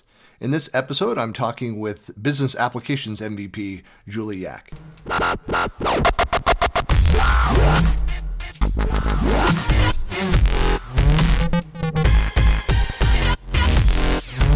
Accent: Northern California, United States; now in Utah, United States; growing up in Northern California

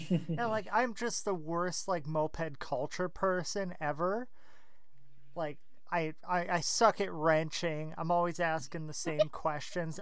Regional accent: Minneapolis, Minnesota, United States; Minneapolis here, Minnesota

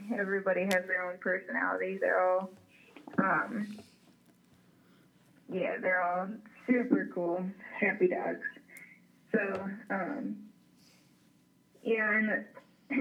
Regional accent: Ohio, United States; moved away as an adult; I grew up in Ohio

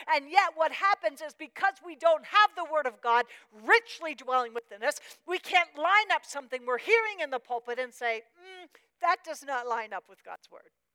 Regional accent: Pennsylvania, United States; moved away; I, am from Pennsylvania

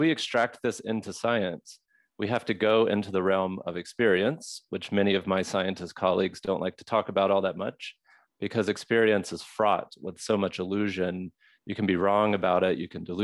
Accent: Mississippi, United States; also born or lived in Southwest United States; now in Southwest, United States; I'm from Mississippi, so a Mississippi-derived American living in the Southwest

